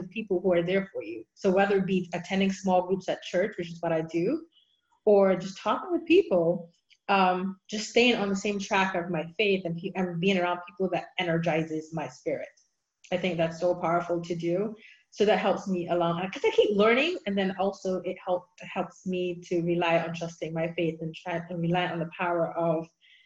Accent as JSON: {"language": "English", "country": "Barbados", "tie": "born or raised there", "moved": "as an adult", "lives_now": "United States", "said": "I grew up in Barbados, so it's the Church of England."}